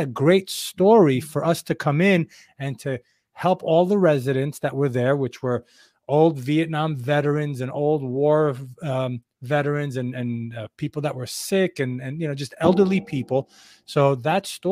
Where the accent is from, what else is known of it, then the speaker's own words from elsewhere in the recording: New York, United States; I'm this New Yorker kid